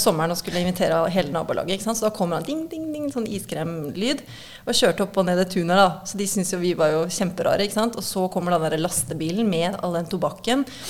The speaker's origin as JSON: {"language": "Norwegian", "town": "Kolbotn", "region": "Akershus", "country": "Norway", "tie": "born or raised there", "also_born_or_lived": "Ibiza, Spain", "moved": "as an adult", "lives_now": "Spain", "said": "jeg vokste opp på Kolbotn"}